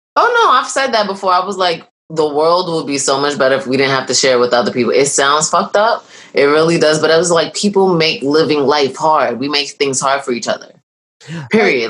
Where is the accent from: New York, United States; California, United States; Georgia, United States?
New York, United States; I'm a New Yorker